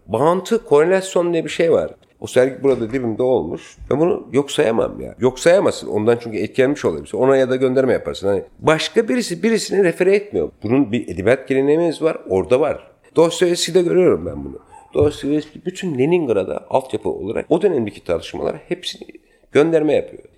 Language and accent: Turkish; Ankara, Turkey; also born or lived in Adıyaman / Paris; now in Istanbul, Turkey; çocukluğum Ankara'da geçti.